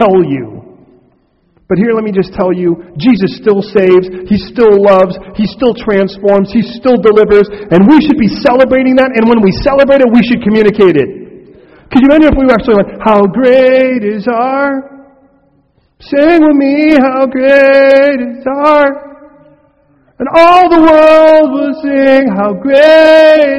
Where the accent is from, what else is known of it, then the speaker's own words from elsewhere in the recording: United States; I'm American